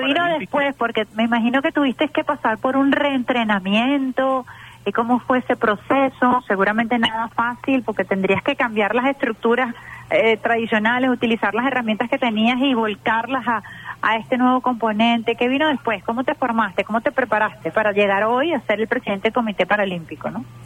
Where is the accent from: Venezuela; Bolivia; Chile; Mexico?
Venezuela